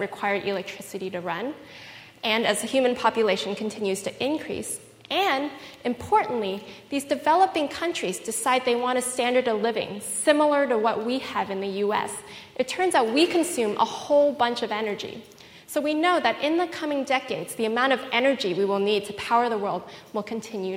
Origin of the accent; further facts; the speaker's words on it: Fremont, California, United States; I grew up in Fremont